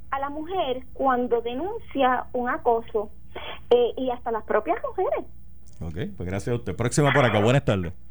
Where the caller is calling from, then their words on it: Bayamón, Puerto Rico; de Bayamón.